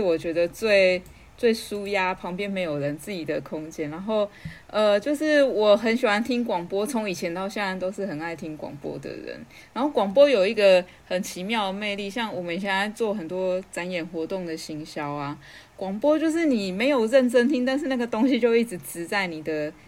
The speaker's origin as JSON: {"language": "Chinese", "town": "Taipei", "country": "Taiwan", "tie": "born or raised there", "moved": "as an adult", "lives_now": "Chiayi, Taiwan", "said": "因为我长大是在台北"}